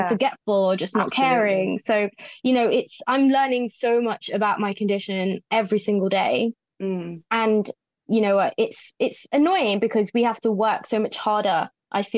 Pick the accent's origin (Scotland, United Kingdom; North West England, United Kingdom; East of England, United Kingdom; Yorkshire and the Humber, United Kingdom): East of England, United Kingdom; Watford; moved away as an adult; now in Manchester, United Kingdom; I'm originally from Watford, so it's just outside London. And I moved up to the Grotty North in Manchester about 2.5 years ago.